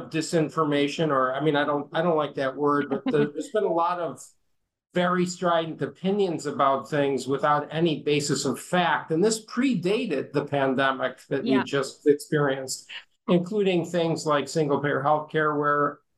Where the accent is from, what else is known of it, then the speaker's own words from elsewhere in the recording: United States; I'm an American